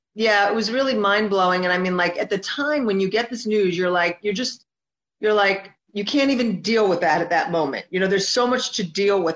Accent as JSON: {"language": "English", "region": "New Jersey", "country": "United States", "moved": "as an adult", "lives_now": "Miami, United States", "said": "I'm originally from Jersey, and then I moved to, I relocated to Miami, to Florida last year."}